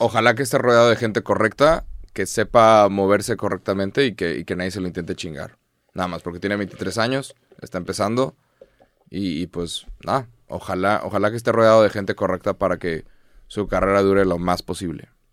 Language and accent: Spanish; Mexico; soy mexicano